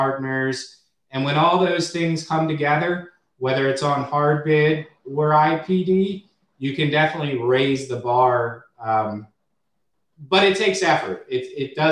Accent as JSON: {"language": "English", "town": "Washington", "region": "District of Columbia", "country": "United States", "tie": "born or raised there", "said": "I'm a true hometowner. I'm from the Washington, D.C. area, very loyal to it."}